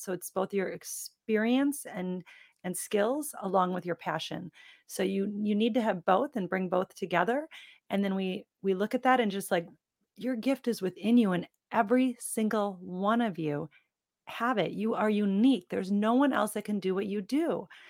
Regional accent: Midwest, United States; I was born and raised in the Midwest with a Midwestern family

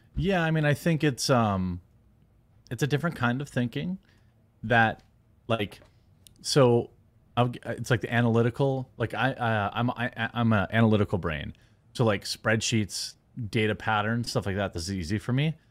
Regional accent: United States; I'm American

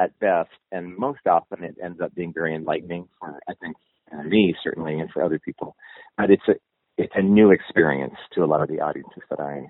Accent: Montana, United States; moved away; being a gay person and growing up as a gay kid in Montana in the 60s

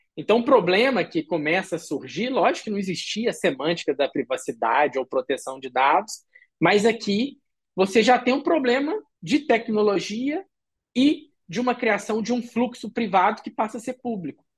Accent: Brazil; now in Frankfurt, Germany; eu sou brasileiro

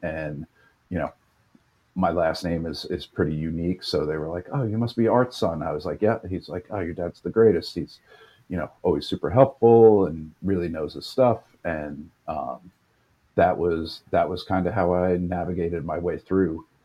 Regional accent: New York, United States; also born or lived in Los Angeles, United States; Born and raised in New York.

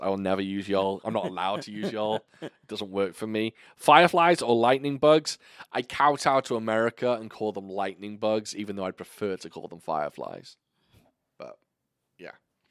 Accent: United Kingdom; moved away; I pronounce it auntie. Because I'm fucking British.

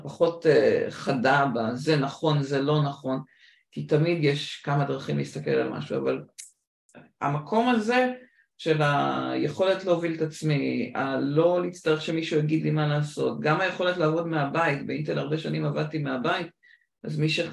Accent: Israel; also born or lived in United States; ט' הייתי בארצות הברית, חזרתי לארץ בי'

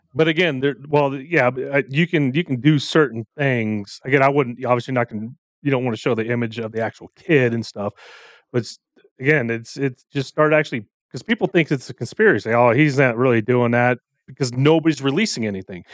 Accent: United States; I am born here. I was raised here

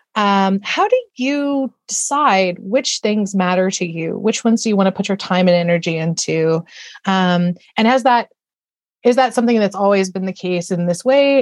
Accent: Austin, Texas, United States; Austin, where I'm from, my hometown

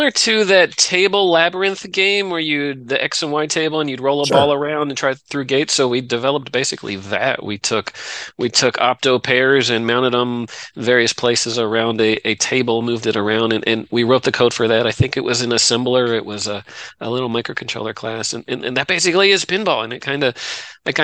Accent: Delaware, United States; moved away as an adult; also born or lived in Virginia; now in Texas, United States; I grew up in Delaware

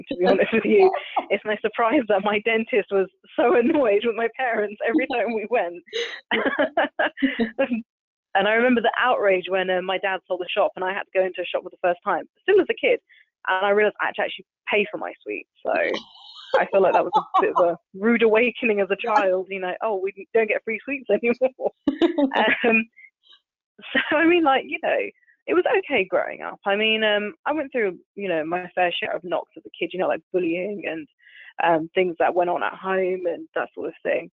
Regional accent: London, United Kingdom; I was born in Southeast London, so I'm proper Londoner, you know, through and through

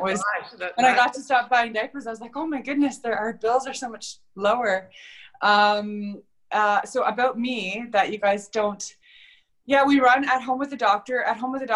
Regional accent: Ontario, Canada; moved away as an adult; also born or lived in Alberta; I was born and raised in Ontario

